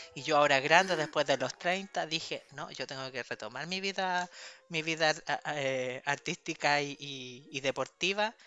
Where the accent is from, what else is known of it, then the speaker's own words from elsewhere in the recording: Puente Alto, Santiago Metropolitan Region, Chile; En Puente Alto, que es mi ciudad de origen